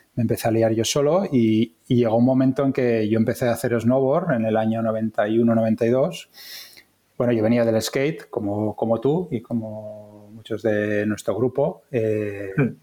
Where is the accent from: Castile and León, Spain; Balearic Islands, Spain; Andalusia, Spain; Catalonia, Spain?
Catalonia, Spain; villages near Barcelona; also born or lived in Ginestar / La Garriga; now in Tarragona, Spain; yo nací en Barcelona, pero eh, me vine a vivir a, Tarragona con 18 años cuando estaba haciendo COU. Y bueno, mi infancia ha sido en, pueblos de cerca de Barcelona